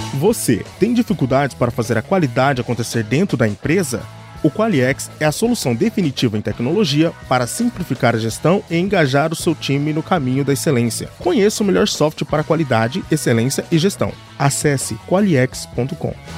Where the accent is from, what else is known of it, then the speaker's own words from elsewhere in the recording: Lapa, Paraná, Brazil; Eu sou da Lapa Paraná